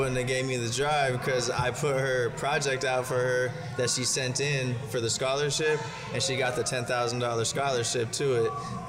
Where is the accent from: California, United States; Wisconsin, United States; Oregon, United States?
California, United States; San Diego; and I'm from San Diego. This is like rich kids, you know what I mean? Yeah. And I'm from like San Ysidro, San Diego. So like San Ysidro, IB, all that.